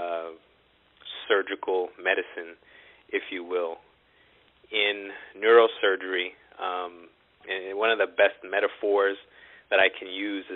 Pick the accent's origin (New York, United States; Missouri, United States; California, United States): New York, United States; New York City; moved away as an adult; also born or lived in Long Island / Philadelphia; now in Dallas, United States; I was born in Brooklyn.